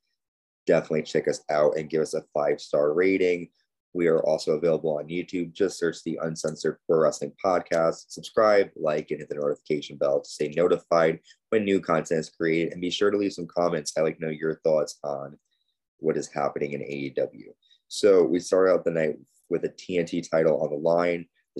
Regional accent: Connecticut, United States; They were in my home state of Connecticut, live in Bridgeport

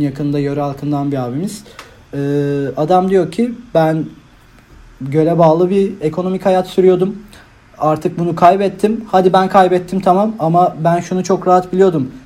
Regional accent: Manisa, Turkey; moved away as an adult; now in İzmir, Turkey; Zaten Manitalıyım ben aslında. Çok da yakınım buraya.

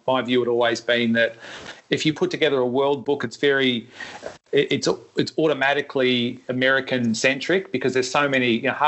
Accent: Melbourne, Victoria, Australia; I grew up playing in Melbourne. I was a caddy at Royal Melbourne when I was very young

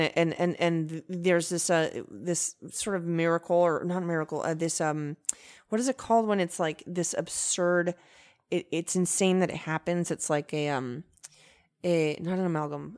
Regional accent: Venezuela; moved away; also born or lived in United States; I'm my own type of Venezuelan

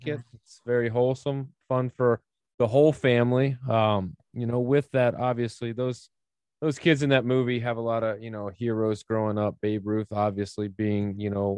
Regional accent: Memphis, Tennessee, United States; moved away as an adult; now in Tampa, United States; born and raised in Memphis.

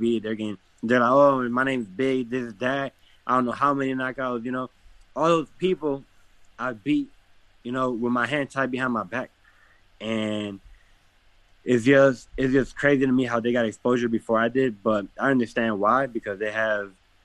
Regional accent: Detroit, Michigan, United States; I come from Detroit

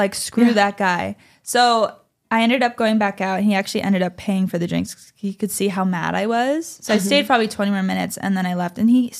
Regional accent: East Coast, United States; It's 11 o'clock at night. I'm from the East Coast. It's 2 a.m.

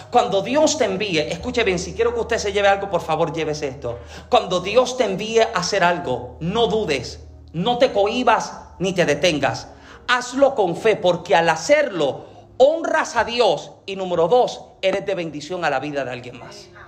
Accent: Dominican Republic; Y número tres, en palabras como dominicana, tacañería.

